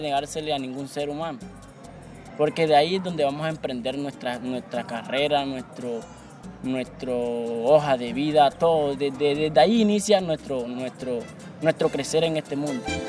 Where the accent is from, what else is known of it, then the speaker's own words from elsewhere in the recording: Tiquicio, Bolívar, Colombia; soy del corregimiento de la Aventura, municipio de Tiquicio